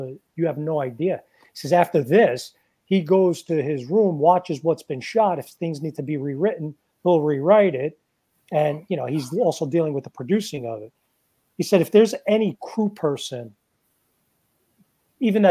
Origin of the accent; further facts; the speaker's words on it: New York City, New York, United States; growing up in the Bronx in that time period